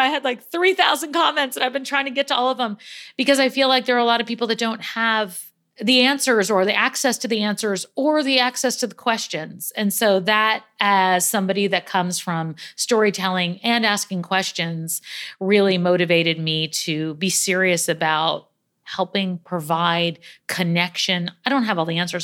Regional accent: New York, United States; I'm a New Yorker through and through.

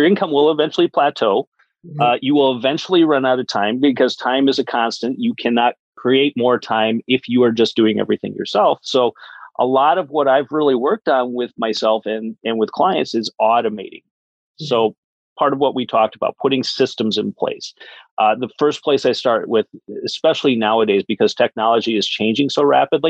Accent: Wisconsin, United States; I'm from Wisconsin. I actually grew up on a dairy farm

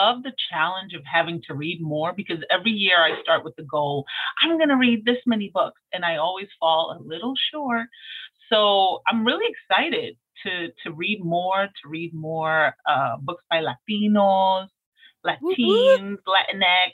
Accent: New York City, New York, United States; I'm a Brooklynite

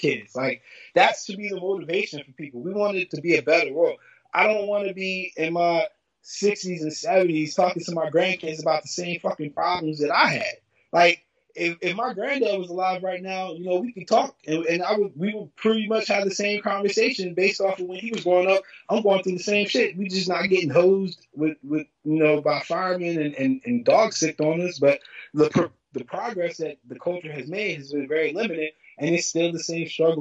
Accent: Lynchburg, Virginia, United States; growing up in Lynchburg

